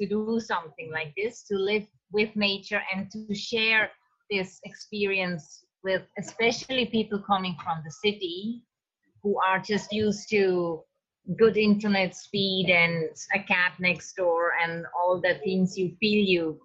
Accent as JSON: {"language": "English", "country": "Switzerland", "said": "I'm from Switzerland and I kept coming to India since about 14 years."}